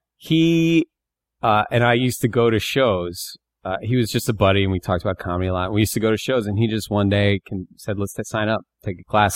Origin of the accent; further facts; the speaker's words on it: Bear Creek, Pennsylvania, United States; I was born in Northeast Pennsylvania, a town